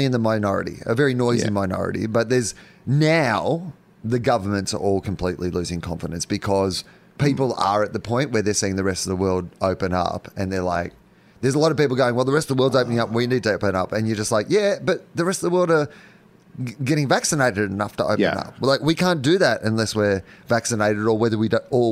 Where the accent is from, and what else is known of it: Australia